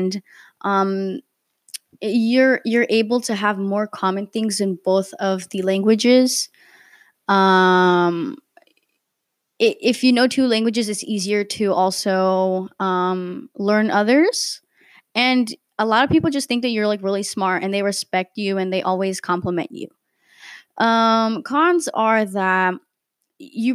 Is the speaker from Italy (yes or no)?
yes; Italy; I've been here my whole life. I was born here